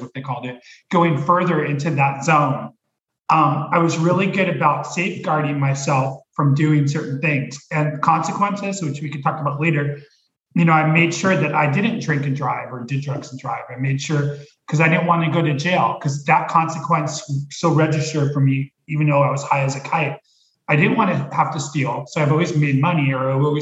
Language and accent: English; Los Angeles, California, United States; moved away as an adult; now in Oregon, United States; I grew up in LA near Hollywood